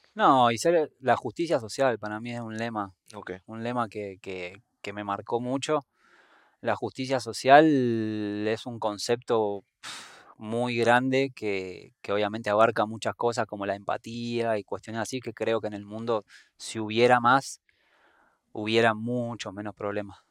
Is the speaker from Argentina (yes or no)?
yes; Buenos Aires, Argentina; moved away as an adult; also born or lived in Patagonia / Antigua Guatemala; now in Guatemala; viviendo en Guate, que vi muchos contrastes desde donde yo soy, de Buenos Aires, Argentina